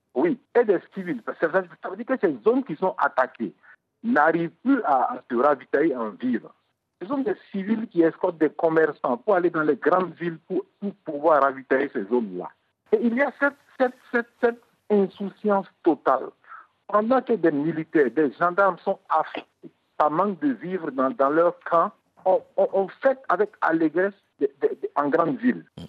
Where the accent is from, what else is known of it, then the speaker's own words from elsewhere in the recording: Burkina Faso; chez nous, au Burkina Faso